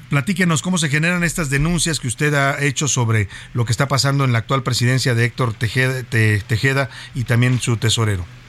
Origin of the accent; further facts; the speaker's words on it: Guadalajara, Jalisco, Mexico; moved away as an adult; now in Mexico City, Mexico; Ahí nací, ahí crecí ahí viví y fui feliz